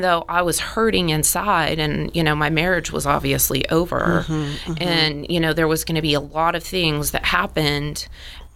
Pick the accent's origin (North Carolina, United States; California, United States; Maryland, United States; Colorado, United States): Colorado, United States; Colorado Springs; moved away as an adult; also born or lived in Fountain, Colorado; I'm from the Springs. I'm from the West Side.